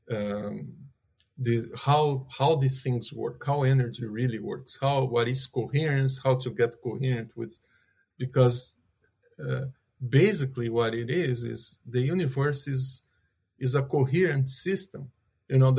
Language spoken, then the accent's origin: English; Brazil; moved away; also born or lived in California; I'm originally from Brazil.